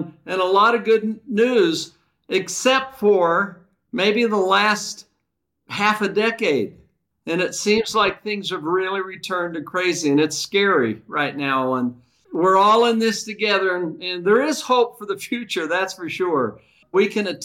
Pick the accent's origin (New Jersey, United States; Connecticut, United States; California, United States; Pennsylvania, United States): California, United States; Vallejo; I was raised in the San Francisco Bay Area.